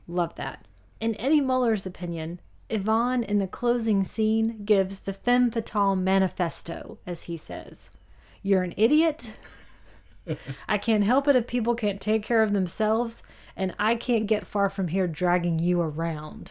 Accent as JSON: {"language": "English", "town": "Roanoke", "region": "Virginia", "country": "United States", "tie": "born or raised there", "said": "Roanoke, Virginia, where I grew up"}